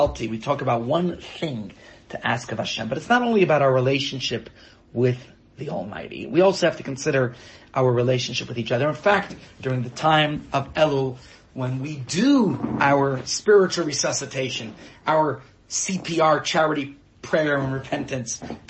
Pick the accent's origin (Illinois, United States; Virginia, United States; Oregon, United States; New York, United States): New York, United States; where I was growing up in New York